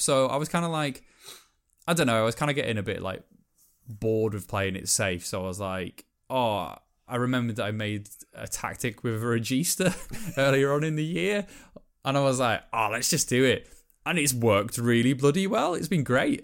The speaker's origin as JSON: {"language": "English", "area": "Welsh", "region": "Wales", "country": "United Kingdom", "said": "I'm Welsh"}